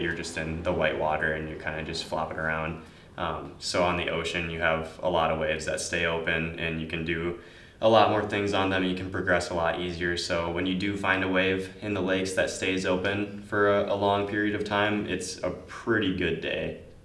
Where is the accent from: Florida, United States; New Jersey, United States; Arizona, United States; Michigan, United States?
Michigan, United States; Marquette; I was born in Marquette